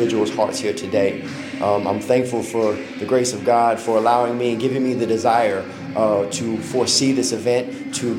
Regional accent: South Florida, United States; now in Mississippi, United States; I'm originally from South Florida, born and raised Broward County, Dade County

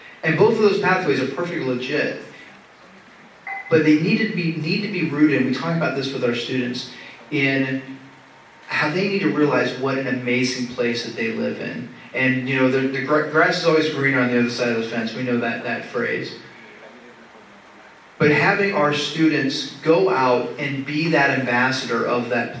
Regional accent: East Coast, United States; moved away as an adult; also born or lived in Kansas; now in Rio Grande Valley, Texas, United States; I grew up on the East Coast

